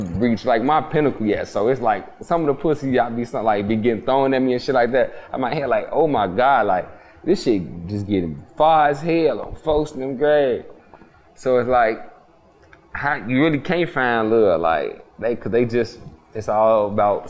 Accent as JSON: {"language": "English", "town": "Chicago", "region": "Illinois", "country": "United States", "said": "I'm from Chirac"}